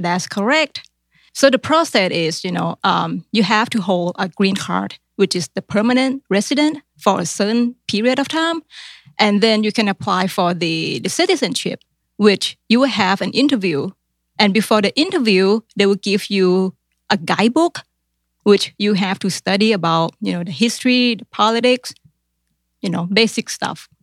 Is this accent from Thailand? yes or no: yes; Thailand; English is a second language; moved away as an adult; now in Columbus, United States; in Thailand, we learn English grammars, but we don't really speak